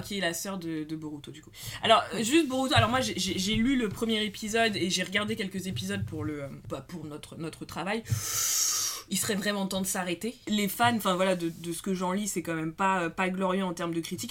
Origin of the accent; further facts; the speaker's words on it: France; on est française